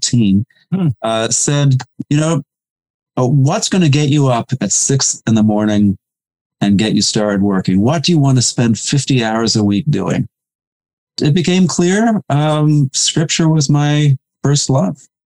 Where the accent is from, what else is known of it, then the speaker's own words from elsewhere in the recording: New Jersey, United States; I grew up in New Jersey